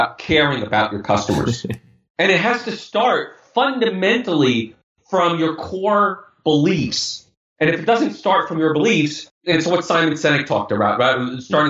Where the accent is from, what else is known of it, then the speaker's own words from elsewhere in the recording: New York City, New York, United States; we grew up in Brooklyn, New York. I was 10 minutes from Brooklyn Cyclones.